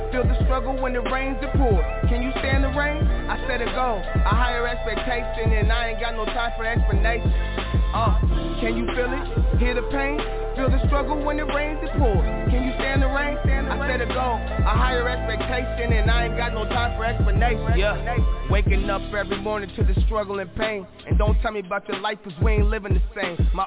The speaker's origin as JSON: {"language": "English", "region": "North Carolina", "country": "United States", "said": "I'm from North Carolina."}